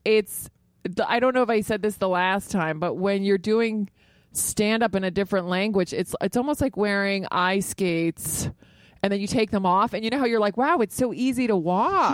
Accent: Virginia, United States; now in New York, United States; I grew up in Virginia, so you have to have a car.

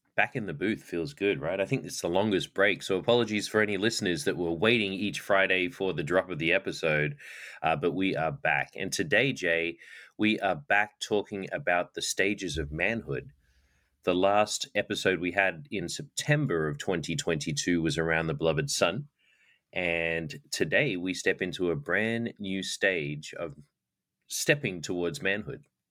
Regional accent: Australia; now in United States; I didn't have cowboys growing up in Australia

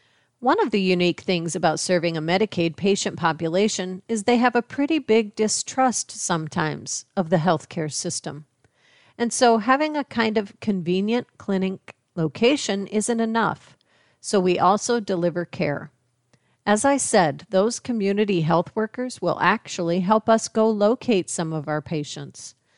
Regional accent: West Branch, Iowa, United States; now in Des Moines, United States; I grew up in West Branch, which is about 10 miles east of Iowa City, and then I did my undergraduate at the University of Iowa.

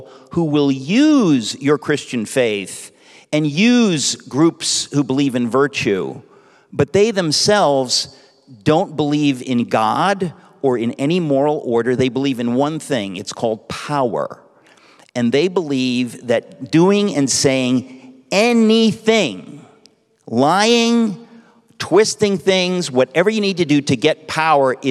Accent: New York City, New York, United States; I grew up in Queens, New York

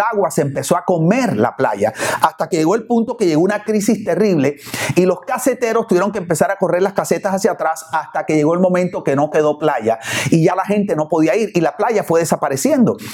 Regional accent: Barranquilla, Atlántico, Colombia; now in Miami, United States; vengo de la ciudad de Barranquilla, allá en Barranquilla cuando yo era niño o adolescente íbamos a una playa que se llama Sabanilla

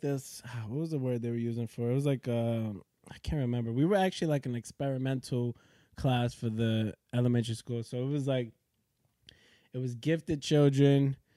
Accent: Yonkers, New York, United States; also born or lived in Manhattan, New York / The Bronx, New York; I was born in Manhattan, Columbia Presbyterian. Uh, yeah. yep. I was born in Columbia Presbyterian. I lived in the Bronx, probably like when I was very young. Um, me, my pops, and my mom's, and then uh, moved to Yonkers I would say probably like when I was like three or four years old.

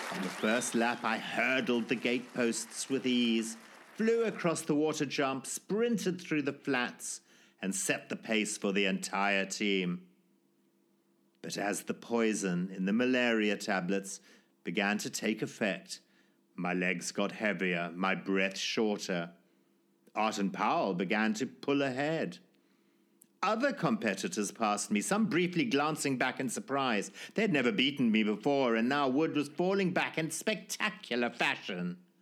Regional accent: Zimbabwe; born or raised there

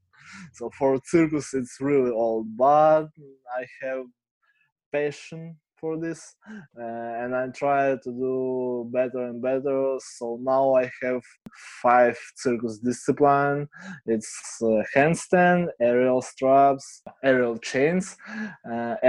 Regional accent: Kharkiv, Kharkiv Oblast, Ukraine; English is a second language; I'm from Ukraine, from city Kharkiv. I live here all my life.

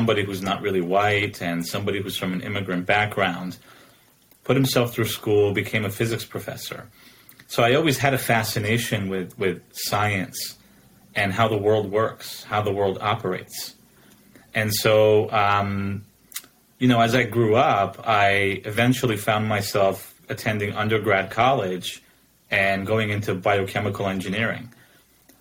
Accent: New Jersey, United States; moved away as an adult; now in Oregon, United States; I was born and raised in New Jersey on the East Coast pretty much my entire life.

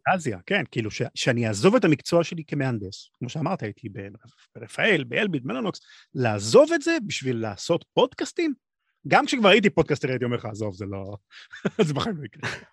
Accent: Israel; אני מישראל, אבל הרבה מכל העולם

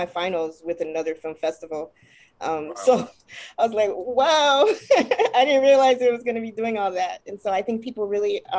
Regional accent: Los Angeles, California, United States; growing up in South Central

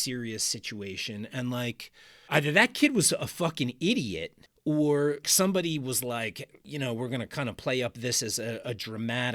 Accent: New Jersey, United States; now in Baltimore, United States; I am a transplant. I grew up in New Jersey on the coast there, on the shore.

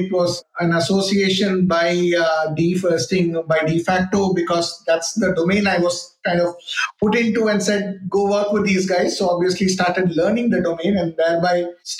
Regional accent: Chennai, Tamil Nadu, India; also born or lived in Bangalore; grew up in Chennai, though I was born in Bangalore

